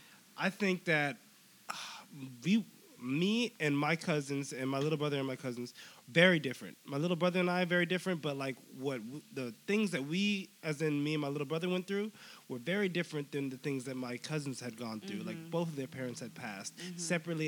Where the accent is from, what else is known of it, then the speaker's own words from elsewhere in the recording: San Mateo, California, United States; moved away as an adult; also born or lived in Stockton, California; now in Los Angeles, United States; San Mateo, California. It's a very small town that is a super suburb.